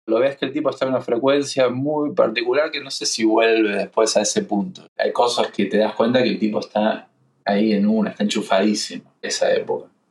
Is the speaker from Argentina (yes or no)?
yes; Buenos Aires, Argentina; moved away as an adult; also born or lived in Miami, United States; now in New York, United States; Crecí en Argentina, en Buenos Aires, vivo en Nueva York hace 10 años